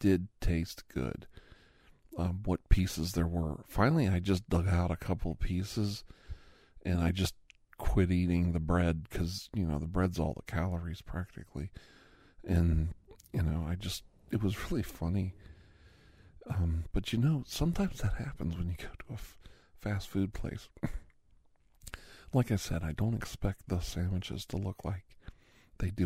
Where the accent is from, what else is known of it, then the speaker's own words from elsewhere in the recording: Campbell, Ohio, United States; also born or lived in Youngstown, Ohio; I grew up around Greek communities in Youngstown in Campbell, Ohio